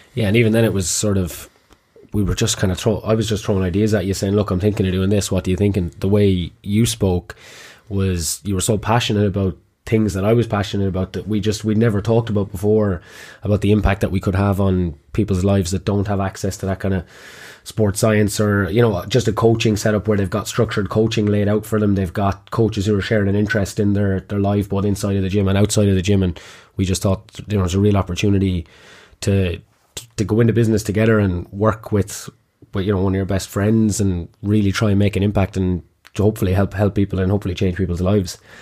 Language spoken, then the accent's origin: English; Kilkenny, Leinster, Ireland; also born or lived in Trinidad; I'm from Kilkenny originally, which is why I had this lovely accent that I can't shake